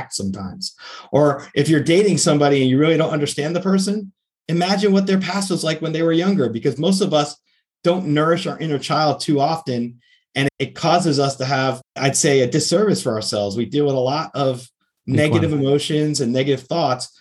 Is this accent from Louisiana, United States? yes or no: no; outside New York City, United States; now in Florida, United States; I grew up outside New York City originally before I moved to Florida.